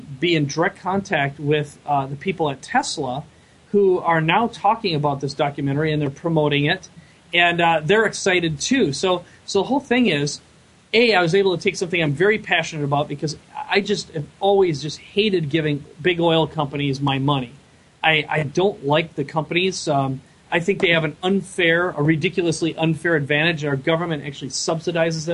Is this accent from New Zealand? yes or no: no; Minnesota, United States; now in San Diego, United States; I live in San Diego now. I'm originally from Minnesota.